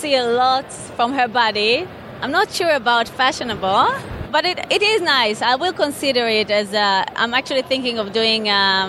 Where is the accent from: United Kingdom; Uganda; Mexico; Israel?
Israel; English is a second language; moved away as an adult; now in United States; I born and raised in Israel.